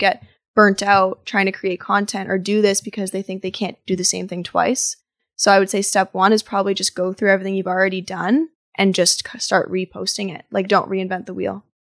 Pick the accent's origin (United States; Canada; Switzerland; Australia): Canada; Ottawa, Ontario; moved away as an adult; also born or lived in Toronto; I was raised in Ottawa, but moved to Toronto to study interior design as undergrad